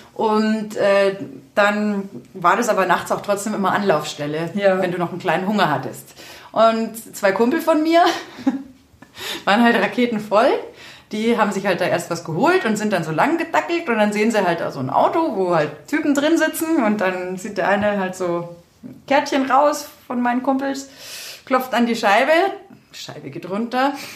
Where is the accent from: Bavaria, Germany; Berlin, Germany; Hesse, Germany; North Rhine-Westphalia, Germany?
Bavaria, Germany; Berchtesgadener Land; ich stamme ja aus dem Berchtesgadener Land